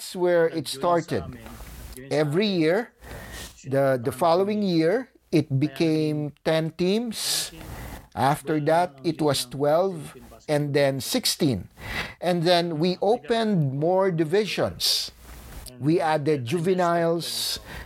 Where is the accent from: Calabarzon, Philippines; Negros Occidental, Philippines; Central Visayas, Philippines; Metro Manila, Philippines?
Calabarzon, Philippines; Lipa; moved away as an adult; now in Winnipeg, Canada; used to live back in my hometown in Lipa